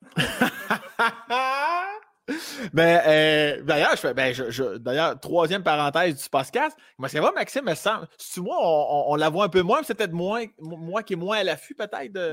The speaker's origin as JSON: {"language": "French", "town": "Laurier-Station", "region": "Quebec", "country": "Canada", "said": "je viens de Laurier Station, dans la région de Binière, ah, à une demi-heure de Québec"}